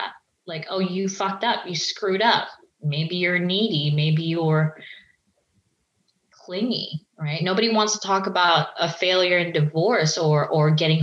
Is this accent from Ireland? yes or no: no; Philippines; the Filipino community, which I'm Filipino, is that we grew up hearing this word